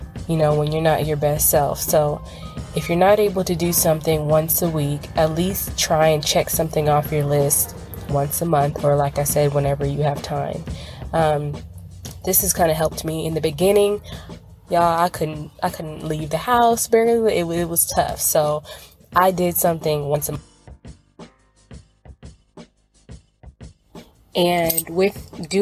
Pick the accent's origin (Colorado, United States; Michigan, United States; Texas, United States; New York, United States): Texas, United States; Dallas; I am from Dallas, Texas